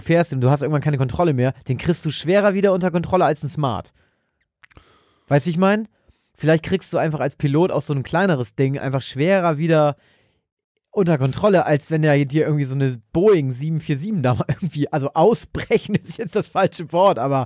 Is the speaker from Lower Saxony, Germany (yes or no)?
yes; Hambergen area, Lower Saxony, Germany; moved away; irgendwo da in der Nähe, wo ich herkomme, also so irgendwo da im Umkreis von Hambergen